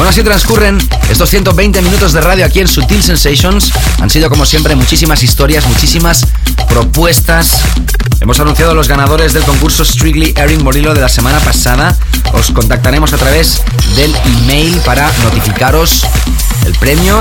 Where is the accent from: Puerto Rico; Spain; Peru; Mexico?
Spain; Barcelona, Catalonia; Barcelona, mi ciudad natal